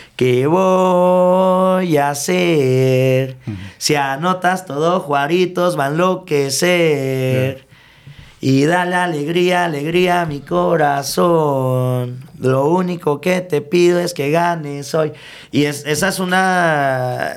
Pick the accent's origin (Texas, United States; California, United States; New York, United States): Texas, United States; El Paso; also born or lived in Ciudad Juárez, Mexico; me vuelvo a ir a, a, El Paso ya como a los ocho años y pues prácticamente hasta que regreso de la universidad